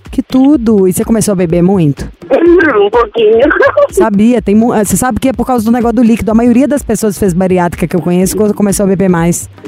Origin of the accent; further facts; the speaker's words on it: Joinville, Santa Catarina, Brazil; Eu sou de Joinville, Santa Catarina.